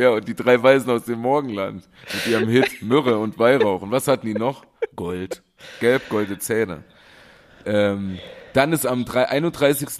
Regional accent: Germany; ich bin Deutscher

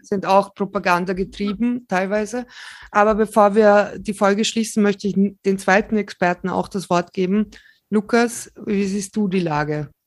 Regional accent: Slovakia; moved away; ich selbst bin Slowakin, aber mein Opa ist Ukrainer und wir kommen aus ähm, 70 Kilometer von der ukrainischen Grenze her

